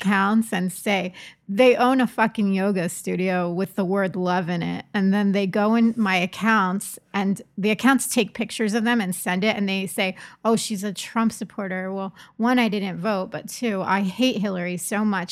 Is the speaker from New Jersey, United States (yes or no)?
yes; Trenton, New Jersey, United States; moved away; I'm from Trenton.